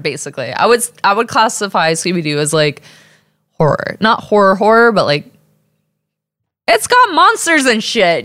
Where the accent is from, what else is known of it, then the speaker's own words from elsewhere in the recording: Texas, United States; accent: Texas; I'm from Texas